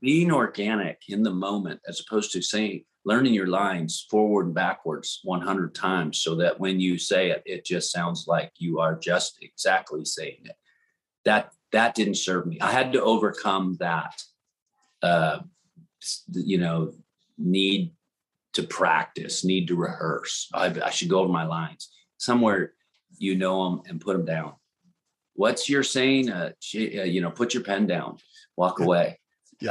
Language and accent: English; New Orleans, Louisiana, United States; moved away as an adult; also born or lived in Florida / Texas; New Orleans, Louisiana, and uh, grew up there in the swamps in the South